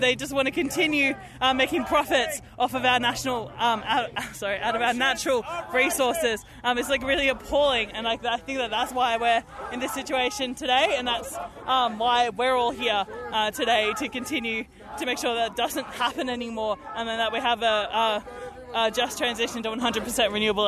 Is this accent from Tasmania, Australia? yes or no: no; New South Wales, Australia; I'm from the Illawarra where they do longwall mining in the Illawarra water catchment.